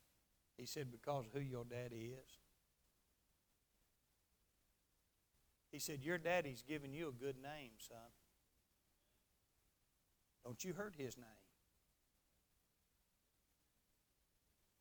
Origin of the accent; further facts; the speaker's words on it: Garland, Texas, United States; Mac McCarter's car lot there in Garland, Texas, my hometown